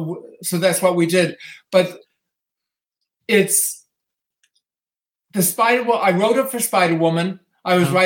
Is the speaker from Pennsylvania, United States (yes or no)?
no; New York City, New York, United States; as a New Yorker